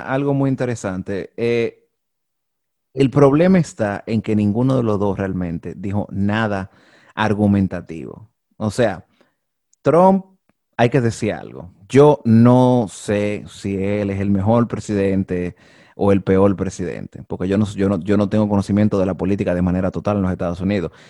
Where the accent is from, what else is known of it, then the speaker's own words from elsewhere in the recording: Dominican Republic; todos nosotros como dominicanos